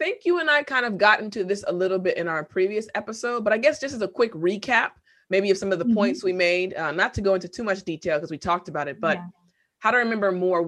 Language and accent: English; United States; accent: American; of course, I have an American accent, clearly, but I've been told that my accent is more like quote unquote standard.